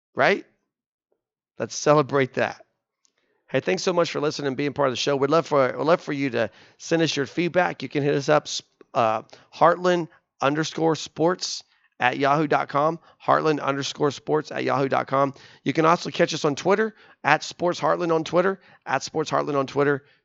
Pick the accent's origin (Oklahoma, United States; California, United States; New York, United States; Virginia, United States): Oklahoma, United States; Oklahoma City; I'm from Oklahoma City, okay? Whenever the Thunder do good, that benefits my home.